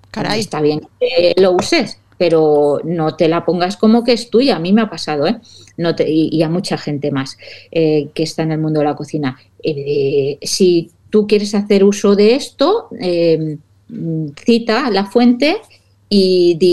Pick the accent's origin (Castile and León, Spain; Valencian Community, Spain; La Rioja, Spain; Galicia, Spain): Valencian Community, Spain; yo soy muy de arroces, como buena valenciana.